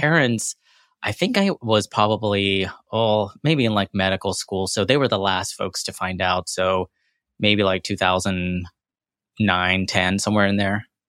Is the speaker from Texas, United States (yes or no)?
yes; Corsicana, Texas, United States; born or raised there; accent: American; also born or lived in London, United Kingdom / Jackson, Mississippi / New York